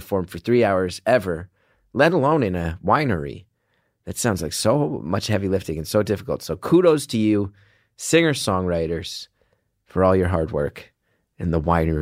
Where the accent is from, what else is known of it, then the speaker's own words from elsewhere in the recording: New Jersey, United States; I'm an idiot from New Jersey